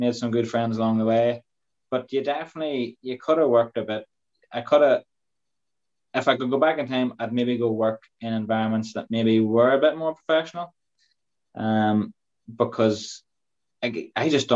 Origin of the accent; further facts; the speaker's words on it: Dungannon, Northern Ireland, United Kingdom; my hometown in Dungannon